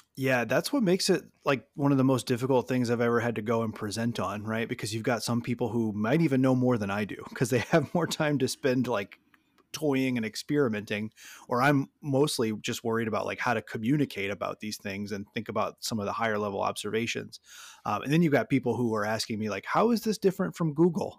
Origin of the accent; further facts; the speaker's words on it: Louisiana, United States; moved away as an adult; now in Michigan, United States; I'm from Louisiana, um, I was a middle school social studies teacher there, moved to Michigan, um, o-, over, over a decade ago now